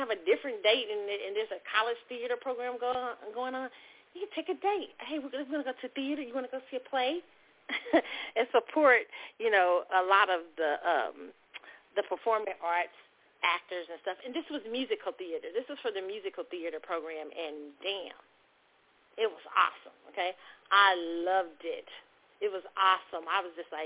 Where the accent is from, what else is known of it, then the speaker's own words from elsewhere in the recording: Kansas City, Missouri, United States; where I grew up in Kansas City